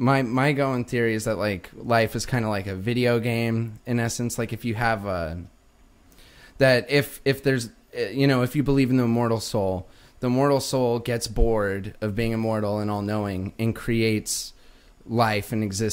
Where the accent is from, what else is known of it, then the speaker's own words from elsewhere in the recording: Pueblo, Colorado, United States; now in Los Angeles, United States; Yeah. Okay. Yeah. Southeast Colorado. I think people, when they hear Colorado, they think Aspen, think Kansas. It looks a lot more like Kansas. Small town.